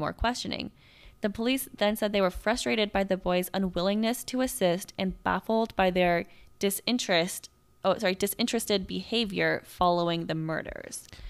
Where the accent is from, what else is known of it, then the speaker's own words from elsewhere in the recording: Bellevue, Washington, United States; my hometown